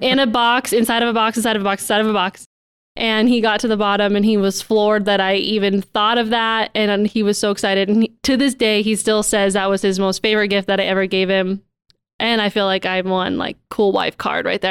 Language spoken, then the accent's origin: English; Billings, Montana, United States; born and raised in Billings, and I really can't imagine living anywhere else.